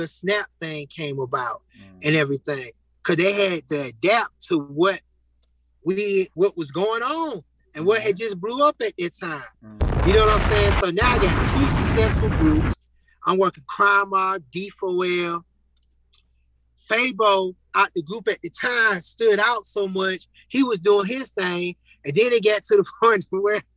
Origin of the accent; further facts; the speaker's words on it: Atlanta, Georgia, United States; I'm from the East Side